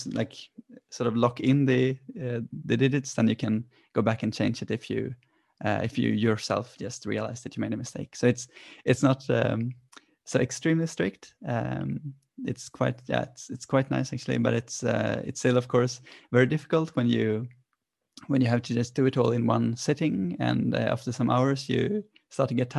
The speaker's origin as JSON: {"language": "English", "country": "Sweden", "tie": "born or raised there"}